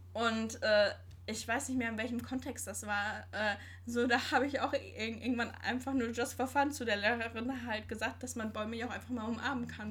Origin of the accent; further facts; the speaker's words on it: Sauerland, North Rhine-Westphalia, Germany; moved away; Also, ich komme gebürtig aus dem Sauerland. Das ist in Nordrhein-Westfalen.